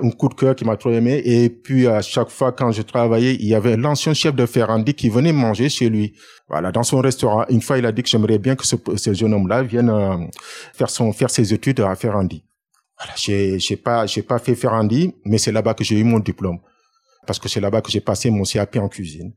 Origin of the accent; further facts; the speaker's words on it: Dakar, Senegal; moved away as an adult; now in France; Je suis né à Dakar et j'ai fait mes études à Dakar